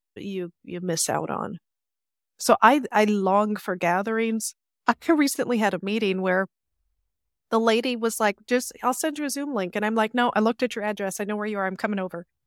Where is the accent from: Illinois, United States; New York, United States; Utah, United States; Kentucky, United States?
Illinois, United States; Chicago; moved away as an adult; also born or lived in London; now in Paris, France; Accent gives me away. I'm from Chicago